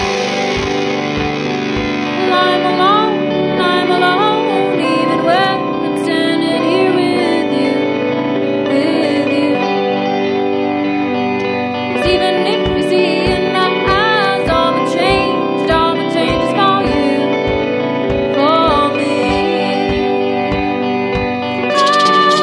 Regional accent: Maine, United States; also born or lived in Back Bay, Boston; now in Boston, United States; I'm from Maine. No, I live in Back Bay, actually.

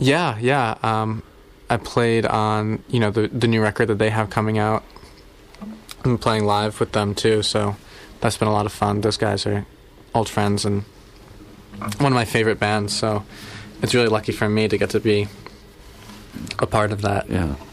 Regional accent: New Jersey, United States; I grew up in New Jersey.

